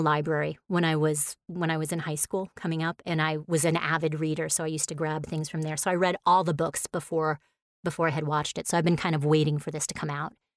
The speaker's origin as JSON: {"language": "English", "region": "New York", "country": "United States", "said": "since I'm from New York"}